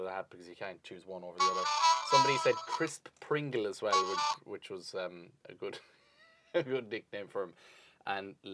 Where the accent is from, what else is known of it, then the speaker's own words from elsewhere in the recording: Ireland; I have the shame of 1,000 years of being an Irishman